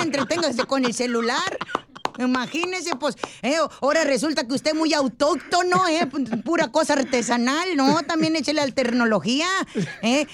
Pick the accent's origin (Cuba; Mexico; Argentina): Mexico; vengo de México